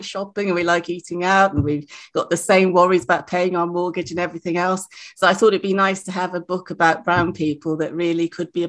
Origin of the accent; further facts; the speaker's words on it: Nigeria; In West Africa, I'm from Nigeria, the word Wahala is ubiquitous.